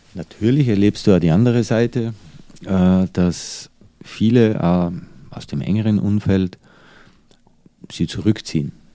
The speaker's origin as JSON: {"language": "German", "country": "Austria", "also_born_or_lived": "United States / Dubai / Changchun, China", "moved": "as an adult", "lives_now": "Germany", "said": "bin ja eigentlich konstant im Ausland als Österreicher in Deutschland"}